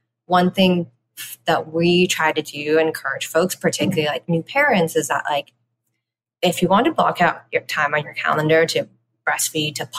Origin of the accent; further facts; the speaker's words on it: Canada; growing up in Canada